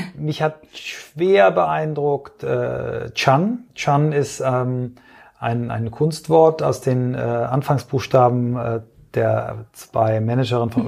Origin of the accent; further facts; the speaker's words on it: Kiel, Schleswig-Holstein, Germany; moved away; also born or lived in Flensburg / Augsburg; Also ich bin in Flensburg geboren, äh, dann eingeschult worden in Kiel